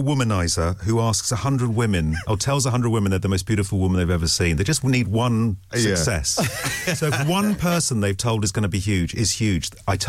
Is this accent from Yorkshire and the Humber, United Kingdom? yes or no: no; London, United Kingdom; I was born in Edmonton, Ponders End, not far from White Hart Lane.